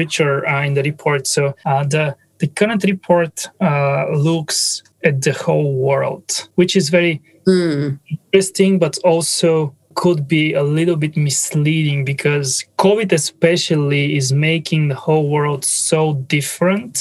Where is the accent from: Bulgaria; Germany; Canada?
Bulgaria; English is a second language; My English is not native. So I'm originally from Bulgaria.